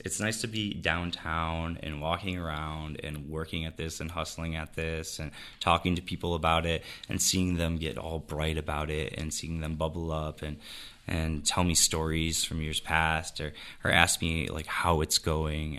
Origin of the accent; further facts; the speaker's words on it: Jamestown, New York, United States; moved away; I'm from Jamestown. My family's from here. We've been here forever